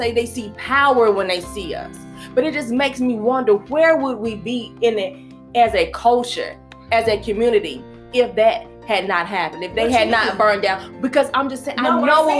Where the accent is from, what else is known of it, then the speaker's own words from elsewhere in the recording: United States; also born or lived in Greenville; I grew up in Dalton Village